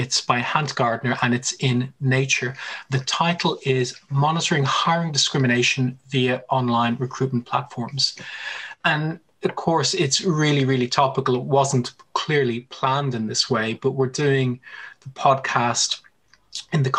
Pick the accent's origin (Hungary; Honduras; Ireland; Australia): Ireland; moved away; I'm Irish